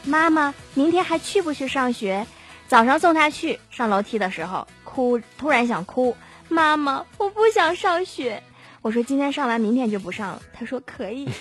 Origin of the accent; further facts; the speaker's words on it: Harbin, Heilongjiang, China; 咱们哈尔滨还好